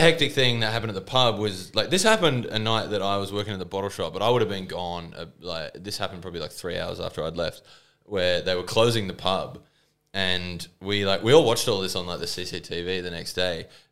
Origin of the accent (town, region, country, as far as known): Engadine, New South Wales, Australia; born or raised there